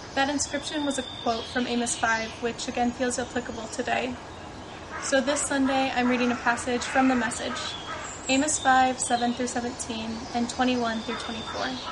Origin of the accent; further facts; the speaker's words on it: Indiana, United States; moved away; I'm from Indiana in the United States